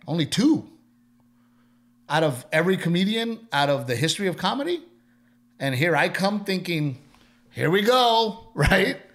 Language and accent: English; Texas, United States; moved away as an adult; also born or lived in Los Angeles; I'm from Texas